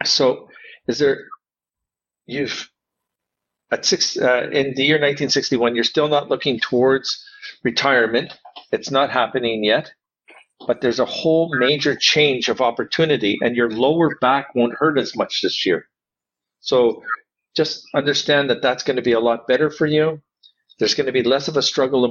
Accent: Canada; Now I'm Canadian.

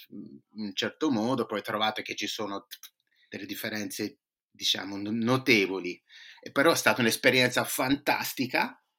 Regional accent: Boston, Massachusetts, United States; Io sono nato e cresciuto qui eh, a Boston, eh, di genitori italoamericani, io sono italoamericano

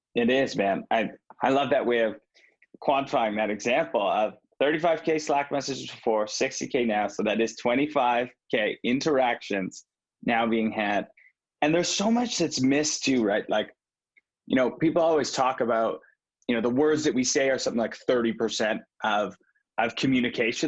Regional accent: Vancouver, British Columbia, Canada; I'm from Vancouver.

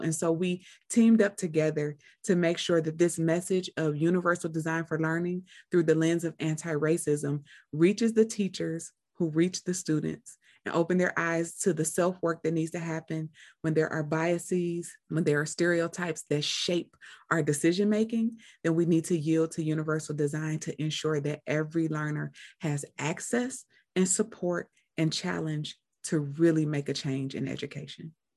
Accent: Cleveland, Ohio, United States; I'm from Cleveland as well

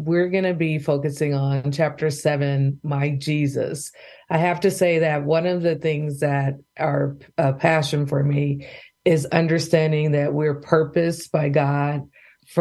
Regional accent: Bay Area, California, United States; now in Oklahoma, United States; growing up in the Bay Area, oldest of three daughters

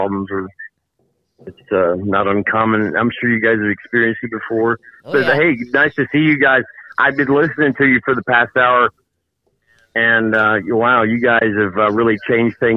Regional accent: Tulsa, Oklahoma, United States; also born or lived in Las Vegas; I've, been back to Tulsa, now my hometown

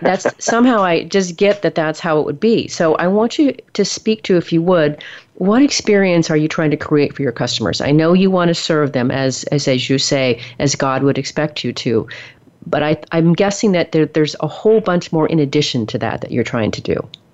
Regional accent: the Northwest, Pacific Northwest, United States; moved away as an adult; now in Texas, United States; I've only been in Texas for 15 years. I'm from the Northwest originally

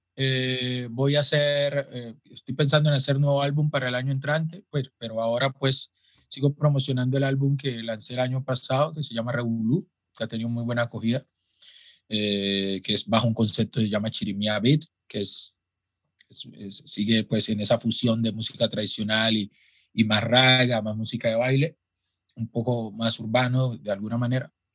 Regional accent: Quibdó, Chocó, Colombia; crecí en Quibdó, la capital del Chocó

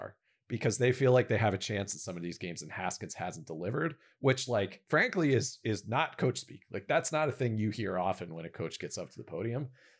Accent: Washington, District of Columbia, United States; It's the Kyle Allen era in DC. I obviously have some thoughts as that's my hometown team

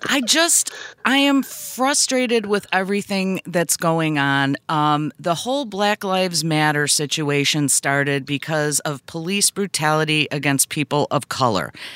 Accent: United States; I'm still an American 'cause I was born here

